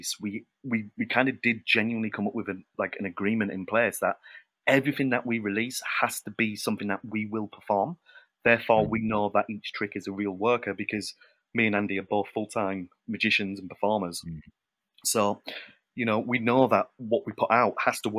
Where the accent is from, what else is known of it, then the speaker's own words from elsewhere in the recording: United Kingdom; being British